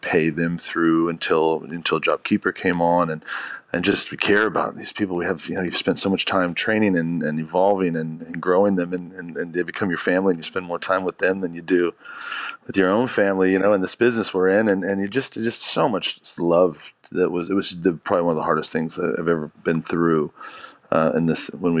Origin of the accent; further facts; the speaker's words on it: United States; moved away as an adult; now in Australia; I was in the States and I grew up in America and went through, you know, 2008.